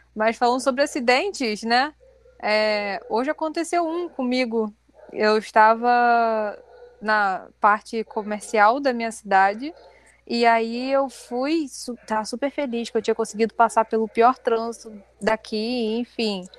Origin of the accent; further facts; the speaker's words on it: Rio de Janeiro, Brazil; a gente é do Rio